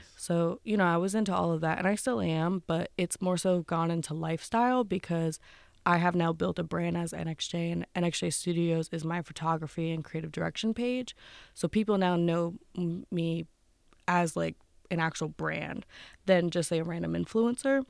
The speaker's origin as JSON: {"language": "English", "town": "Wilkes-Barre", "region": "Pennsylvania", "country": "United States", "moved": "as an adult", "lives_now": "Pittsburgh, United States", "said": "I'm not originally from Pittsburgh. I'm from Wilkes-Barre."}